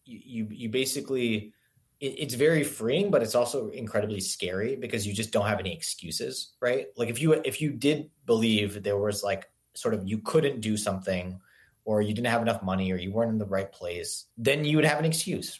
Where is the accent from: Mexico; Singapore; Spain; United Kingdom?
Singapore; now in United States; I grew up in Singapore and I moved to the US